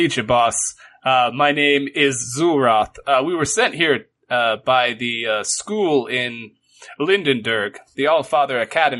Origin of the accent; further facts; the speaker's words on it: Aldershot, South East England, United Kingdom; born there; They sent me here because I was born in Aldershot, but I was turned away